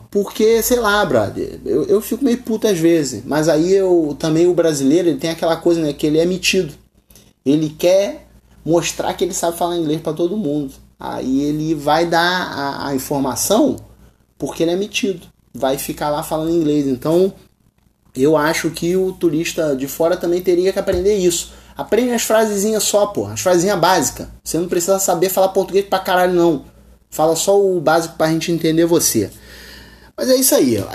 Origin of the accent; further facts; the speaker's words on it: Rio de Janeiro, Brazil; eu sou do Rio de Janeiro, eu chego em um outro estado, os caras querem tirar onda comigo porque eu sou carioca. Falei com um sotaque diferente